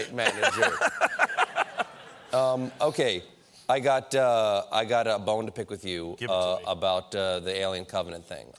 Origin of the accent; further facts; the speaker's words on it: Charleston, South Carolina, United States; you've been down in my hometown